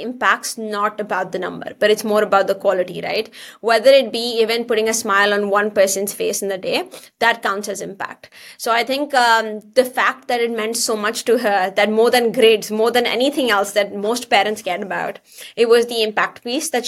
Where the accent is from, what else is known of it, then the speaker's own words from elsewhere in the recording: India; moved away as an adult; now in Canada; I come from India originally